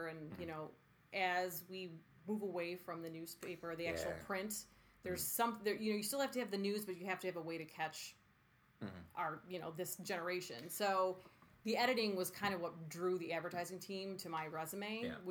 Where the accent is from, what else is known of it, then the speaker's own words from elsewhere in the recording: United States; I'm just like, hi, I'm from America, and I wanted to relax.